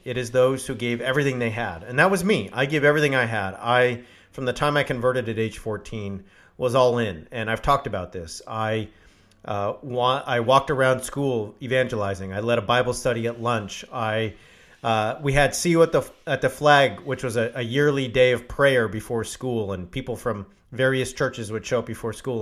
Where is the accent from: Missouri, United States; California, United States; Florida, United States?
California, United States; I grew up in California.